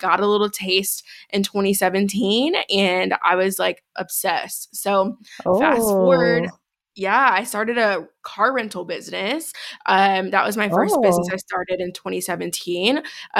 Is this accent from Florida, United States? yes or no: no; Chicago, Illinois, United States; now in Denver, United States; I am originally from Chicago, born and raised. Shout out Chi-Town. Born and raised.